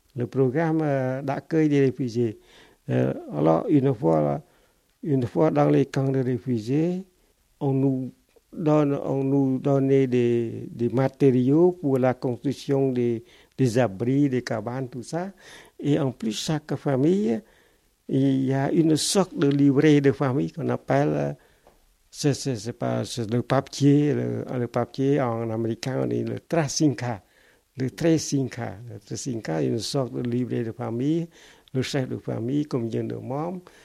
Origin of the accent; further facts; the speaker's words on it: Cambodia; French is a second language; moved away as an adult; also born or lived in Phnom Penh, Cambodia; now in Toulouse, France; moi et une, autre Cambodgienne